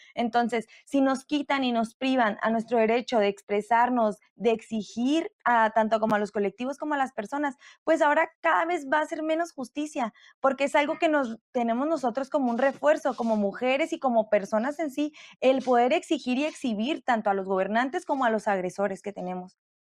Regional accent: Mexico; nosotros como mexicanas

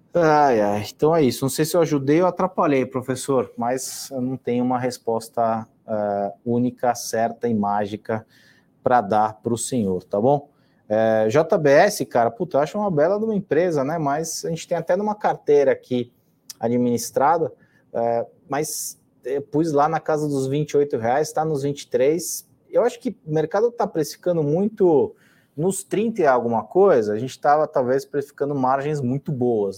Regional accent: São Paulo, Brazil; eu moro aqui em São Paulo já há bastante tempo. Na verdade, a minha vida toda eu sou, é, sou paulista e paulistano

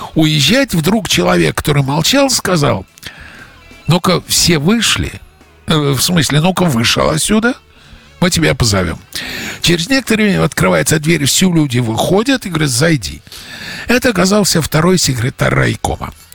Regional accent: Russia; now in United States; из России

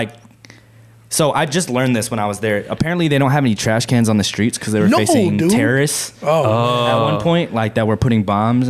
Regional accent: Okinawa, Japan; born there; Furthermore, I was born in Okinawa, which apparently they kind of separate themselves from the country a little bit.

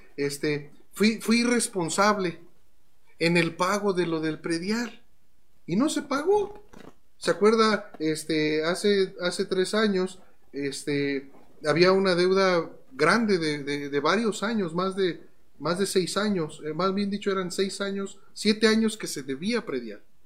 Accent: Mexico; como cristianos mexicanos que somos

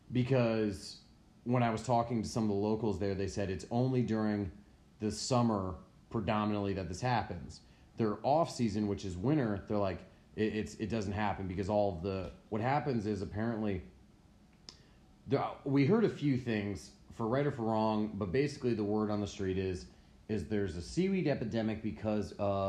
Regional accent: United States; dude, like I grew up on Long Island Sound, like, yeah.

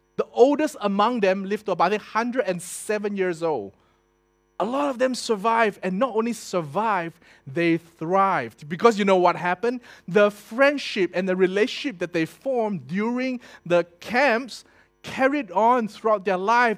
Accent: Singapore; I was born in Singapore

